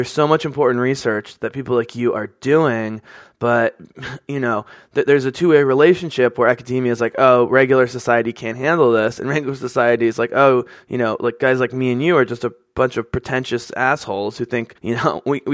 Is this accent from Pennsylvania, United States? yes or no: yes; Philadelphia, Pennsylvania, United States; growing up on the East Coast in suburban Philadelphia, as a white person